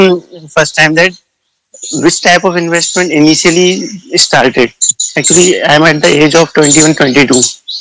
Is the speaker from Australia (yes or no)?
no; India; I'm from India, basically.